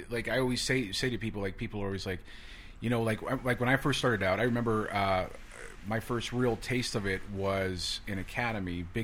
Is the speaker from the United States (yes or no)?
no; Toronto, Ontario, Canada; I grew up in Toronto.